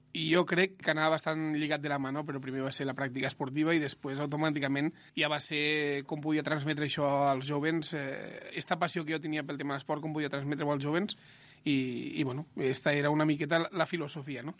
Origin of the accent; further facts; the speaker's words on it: Ebro Delta, Catalonia, Spain; jo sóc del Delta de l'Ebre